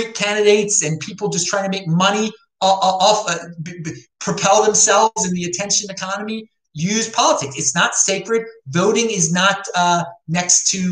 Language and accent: English; Baltimore, Maryland, United States; moved away; I am from Baltimore originally